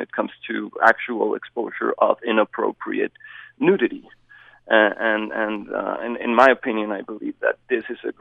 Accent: Bogota, Colombia; now in Hyrum, United States; I am originally from Bogota, Colombia

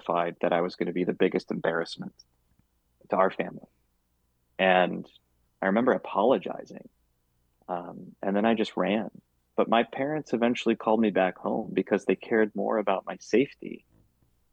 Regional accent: Traverse City, Michigan, United States; moved away as an adult; I love seeing my hometown progress

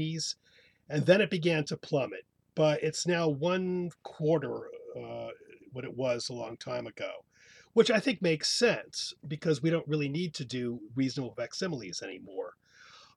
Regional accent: Hoboken, New Jersey, United States; we were born and bred and born and raised in Hoboken

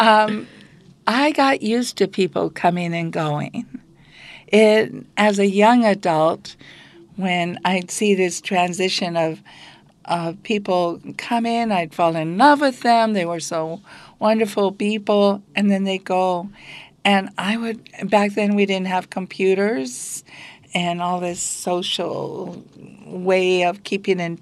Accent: Bethel, Alaska, United States; I grew up right here in Bethel, Alaska in the 50s

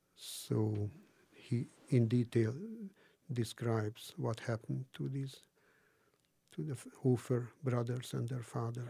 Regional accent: Hungary; moved away; my native Hungary

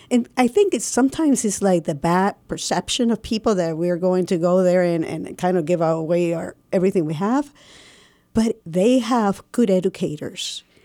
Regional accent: Puerto Rico; moved away; I'm from Puerto Rico

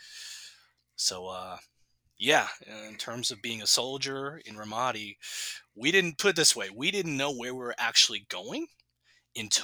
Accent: New Orleans, Louisiana, United States; growing up in New Orleans

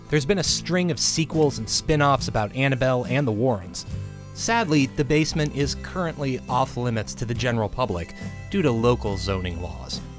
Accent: Cincinnati, Ohio, United States; We're actually from Cincinnati, Ohio. We drove up specifically to do this.

